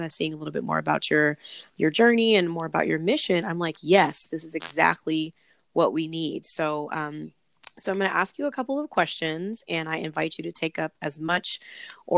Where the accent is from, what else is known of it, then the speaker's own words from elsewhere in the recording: Long Beach, California, United States; moved away as an adult; now in Washington, D.C. area, United States; But I'm originally from Long Beach, California, and that's where my home base is.